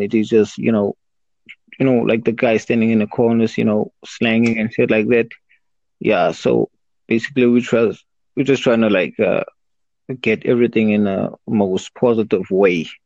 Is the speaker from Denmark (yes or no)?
no; South Africa; from SA. I'm from South Africa.